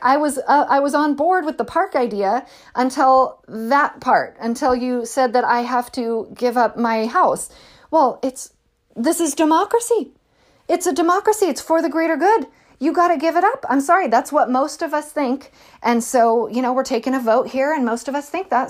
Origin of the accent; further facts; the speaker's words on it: California, United States; I'm from California